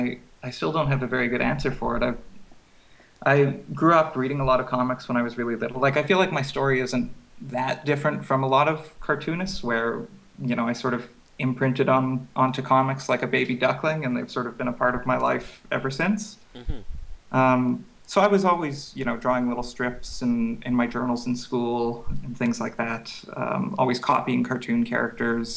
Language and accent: English; Regina, Saskatchewan, Canada; moved away as an adult; also born or lived in Montreal; I was born and raised in Regina